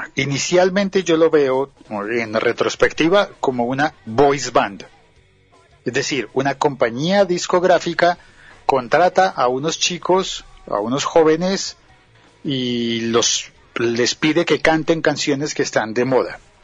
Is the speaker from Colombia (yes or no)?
yes; Bogotá, Colombia; en las partes más centrales y altas de Colombia, por ejemplo en mi ciudad